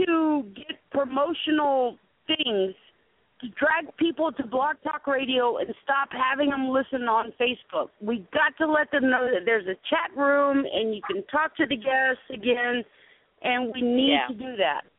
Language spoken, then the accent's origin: English; South Carolina, United States; I grew up in South Carolina.